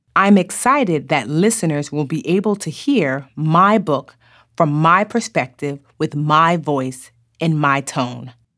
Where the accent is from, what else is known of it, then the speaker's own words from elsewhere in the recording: Nigeria; I am Nigerian